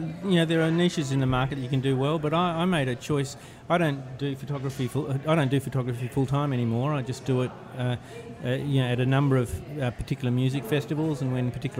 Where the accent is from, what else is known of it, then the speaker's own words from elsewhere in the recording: Australia; moved away as an adult; also born or lived in London / New York; now in New Orleans, United States; I grew up in Australia where you just didn't hear any great music.